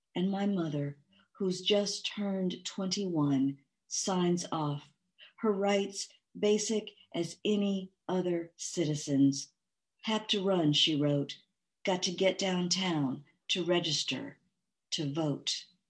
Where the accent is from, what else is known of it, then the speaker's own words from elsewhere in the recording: Mississippi, United States; I was born near Easter, 1966, in Mississippi